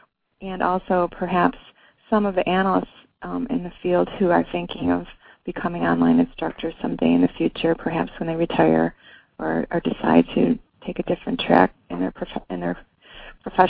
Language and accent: English; Buffalo, New York, United States; I'm from Buffalo